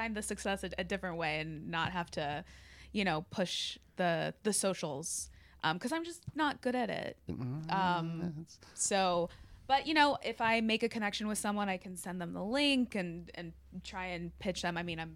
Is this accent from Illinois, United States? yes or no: yes; Chicago, Illinois, United States; I'm from Chicago